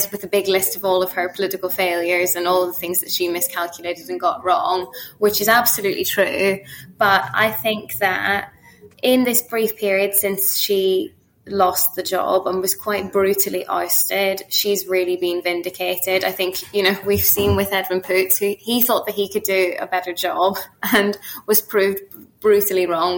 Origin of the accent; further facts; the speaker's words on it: Northern Ireland, United Kingdom; being Northern Irish